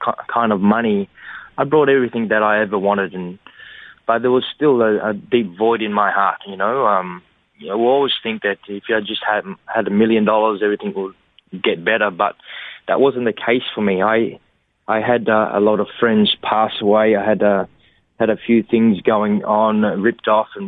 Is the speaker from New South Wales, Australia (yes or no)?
yes; Cabramatta, New South Wales, Australia; growing up in Cabramatta